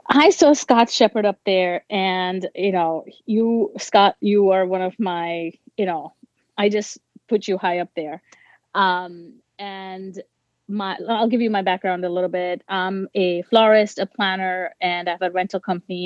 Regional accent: India; I'm Indian

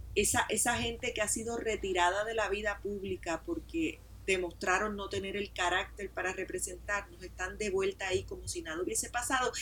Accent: Puerto Rico; a mí como mujer puertorriqueña

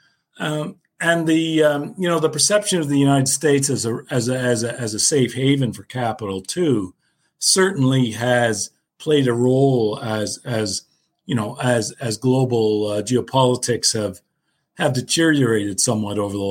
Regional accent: Canada; I'm Canadian

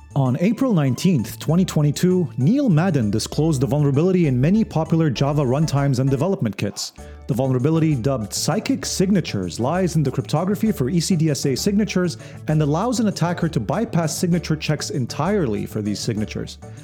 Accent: Lebanon; I'm originally from Lebanon

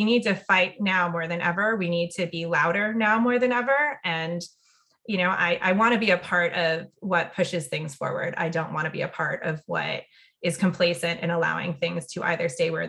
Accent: Saudi Arabia; And a lot of that stemmed from growing up in Saudi Arabia.

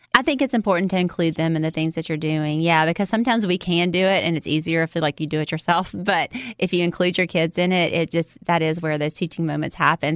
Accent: Louisiana, United States; I was born in Louisiana, in America

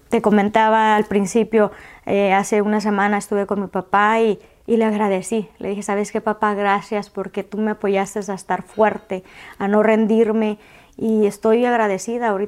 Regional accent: Mexico; yo vine de México, este, del de lugar que vengas

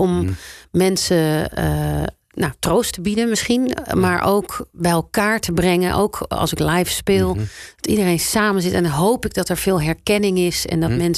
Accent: South Holland, Netherlands; eh, ik kom uiteindelijk toch uit Zuid-Holland.

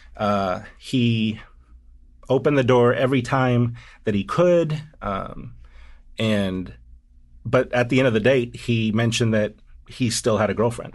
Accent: the South, United States; moved away; also born or lived in Washington, D.C. / New York; my Southern upbringing

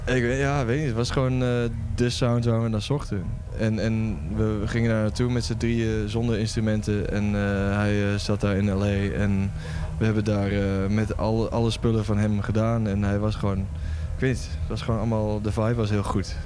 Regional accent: Lemelerveld, Overijssel, Netherlands; now in Vilsteren, Netherlands; Ik kom oorspronkelijk uit Lemelen, dat is zeg maar 10 eh, minuten die kant op.

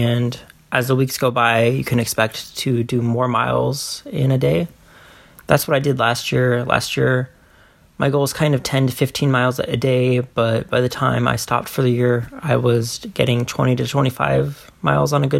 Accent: Iowa, United States; my home state of Iowa

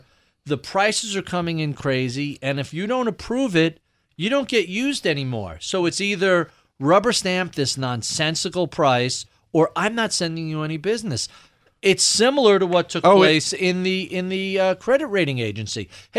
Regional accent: New York, United States; maybe this is home country bias here for me as a New Yorker

